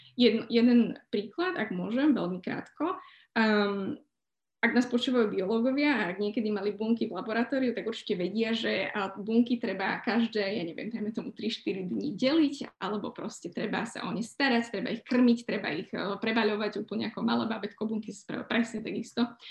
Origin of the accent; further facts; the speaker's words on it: Slovakia; moved away as an adult; now in London, United Kingdom; Ja som samozrejme Slovenka